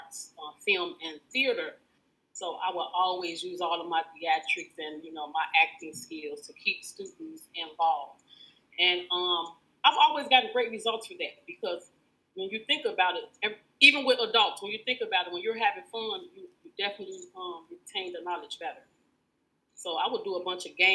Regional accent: Chicago, Illinois, United States; I'm a product of Chicago Public Schools

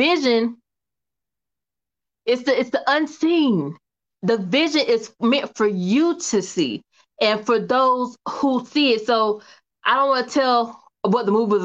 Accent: Kinston, North Carolina, United States; also born or lived in Atlanta, Georgia; I'm from Kinston, North Carolina, okay? K-Town, okay, all right. Small town girl with a big town dream

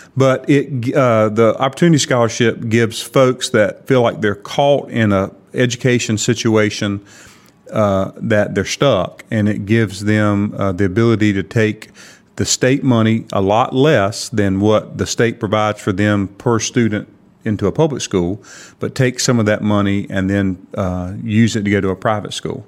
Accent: Kinston, North Carolina, United States; Grew up here

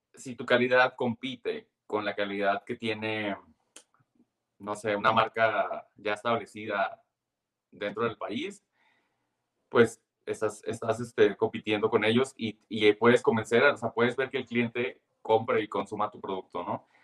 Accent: Tijuana, Baja California, Mexico; yo soy de Tijuana

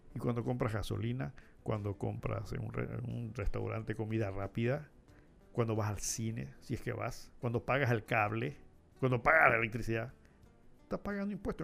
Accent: Panama; nosotros tenemos que ser conscientes como panameños

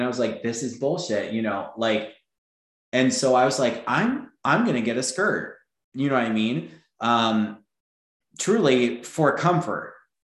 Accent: Florida, United States; also born or lived in Texas; I grew up in Florida too. Yeah. I grew up in Florida and Texas.

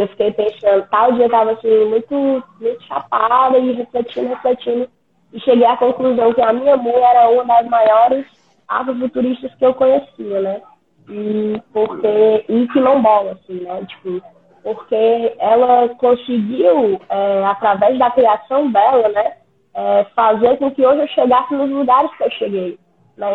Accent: Fortaleza, Ceará, Brazil; Moro aqui no, numa grande favela no litoral de Fortaleza. É, sou criada aqui né? Cresci aqui, tenho 22 anos

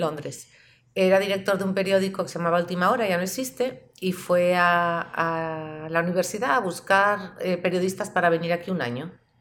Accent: Pamplona, Navarre, Spain; En la ciudad donde yo vivía, que soy de Pamplona

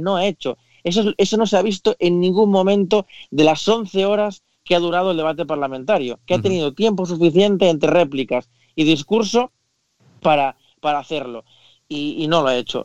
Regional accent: Spain; como español

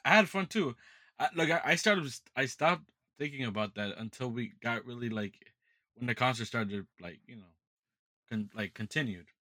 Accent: United States; I'm an American

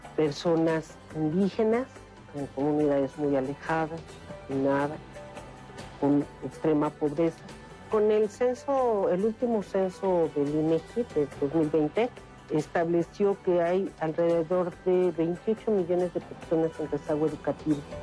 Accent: Mexico; como mexicanos

